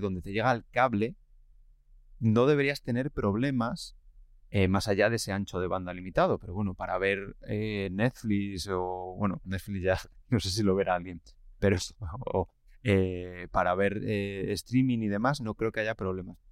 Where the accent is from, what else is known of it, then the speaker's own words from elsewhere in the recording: village near La Camperona, Castile and León, Spain; mi pueblo, lo he desvelado, estaba hablando de un pueblo ficticio en mi pueblo, eh, no tiene cobertura, pero tiene antenas